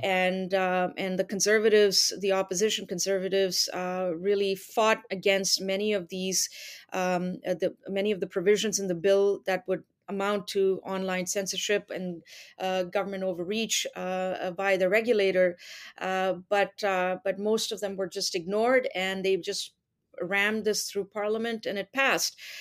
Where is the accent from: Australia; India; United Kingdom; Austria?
India; also born or lived in United Arab Emirates; now in Canada; I'm originally from India. I lived there, uh, for part of my childhood and then, uh, then finished high school in, uh, in the U A E and then came to Canada when I was, uh, eighteen